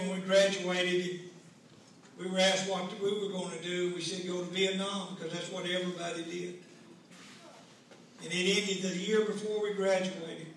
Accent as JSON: {"language": "English", "town": "Omaha", "region": "Nebraska", "country": "United States", "tie": "born or raised there", "said": "I was raised here in Naples and Omaha"}